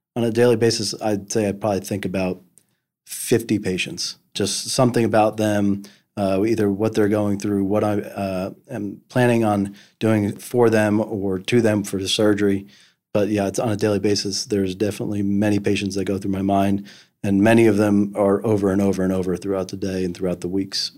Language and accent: English; New Jersey, United States; moved away as an adult; now in Memphis, United States; I grew up in New Jersey